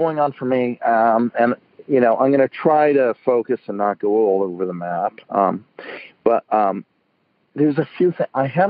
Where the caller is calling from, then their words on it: San Francisco, California, United States; I'm calling from San Francisco.